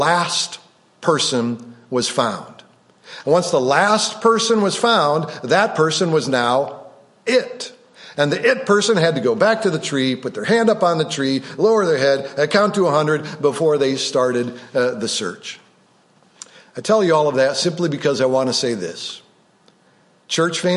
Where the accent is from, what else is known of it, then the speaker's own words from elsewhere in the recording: Rockford, Illinois, United States; growing up on Drexel Boulevard, the northern part of Rockford, Illinois